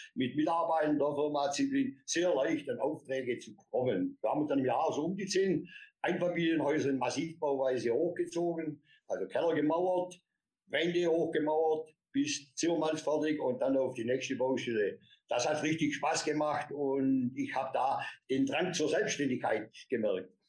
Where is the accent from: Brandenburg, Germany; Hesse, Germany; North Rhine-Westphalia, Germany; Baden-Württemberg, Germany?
Baden-Württemberg, Germany; Swabia; Und ich habe hier die Schulzeit bei uns genossen in ähm, Schwabenland, im beschaulichen Seelauf. Das ist ein kleines Dorfchen am Rande des Schwarzwaldes. Da bin ich behütet aufgewachsen